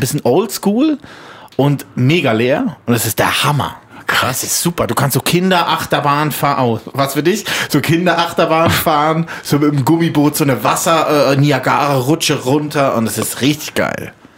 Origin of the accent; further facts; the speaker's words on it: Switzerland; Bei uns in der Schweiz